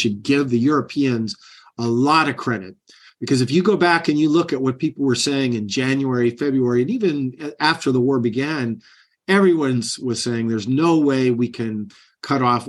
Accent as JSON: {"language": "English", "country": "United States", "tie": "born or raised there", "said": "I grew up on the Canadian border. They spoke the same language I did, almost with the same exact accent"}